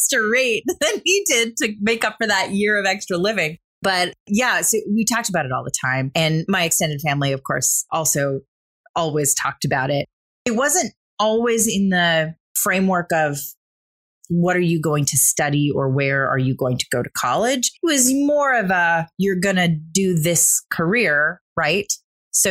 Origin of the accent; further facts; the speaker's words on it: Caseville, Michigan, United States; also born or lived in Saginaw, Michigan; I grew up in a small town in Michigan